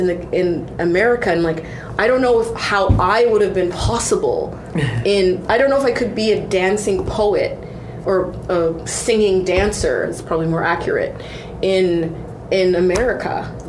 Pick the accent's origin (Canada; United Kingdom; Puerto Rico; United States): Canada; accent: Canadian; also born or lived in Toronto / Montreal / Vancouver; I was Canadian. I was like, oh, you have a Canadian accent. In Canada, I'm black.